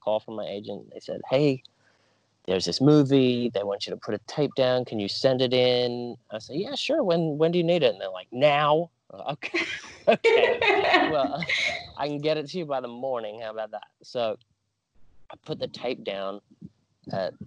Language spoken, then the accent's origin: English; Australia; I grew up in Australia, and then after I finished high school, I decided to go travel for a couple months.